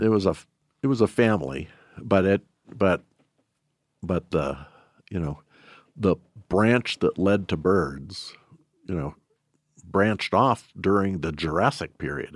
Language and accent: English; Shelby, Montana, United States; I was born and raised in Shelby